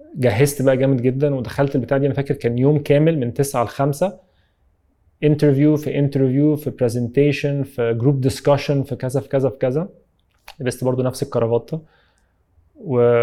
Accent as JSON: {"language": "Arabic", "country": "Egypt"}